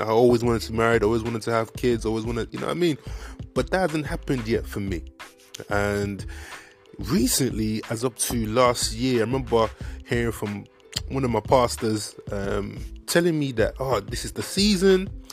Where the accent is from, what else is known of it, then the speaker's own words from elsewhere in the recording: Nigeria; accent: Nigerian; my Nigerian accent